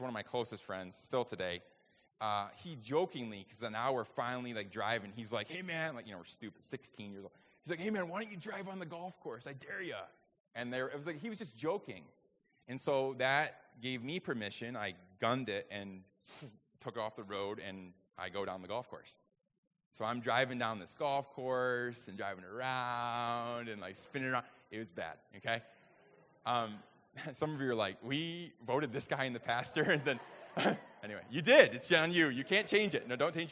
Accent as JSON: {"language": "English", "region": "New York", "country": "United States", "tie": "born or raised there", "said": "I grew up in New York, got my driver's permit when I was 15"}